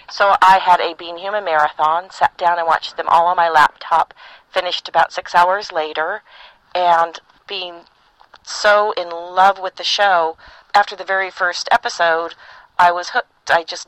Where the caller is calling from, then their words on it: California, United States; I'm recording this from Northern California, where I live.